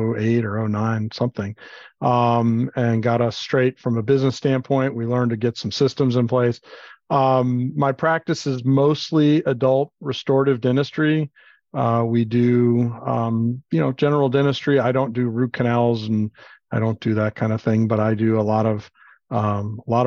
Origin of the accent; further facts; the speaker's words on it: Miami, Florida, United States; moved away; I grew up in Miami, Florida